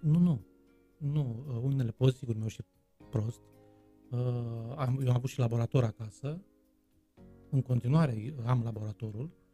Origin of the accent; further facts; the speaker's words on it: Bacău, Bacău County, Romania; accent: Moldavian; also born or lived in Bucharest, Romania; now in Târgu Mureș, Romania; Bacăul mi se pare, orașul meu natal, mi se pare străin